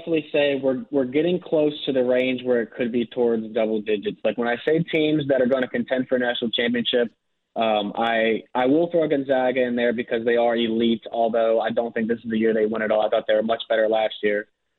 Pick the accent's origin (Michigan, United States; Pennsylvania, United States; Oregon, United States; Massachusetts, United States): Pennsylvania, United States; Pittsburgh; I grew up in Pittsburgh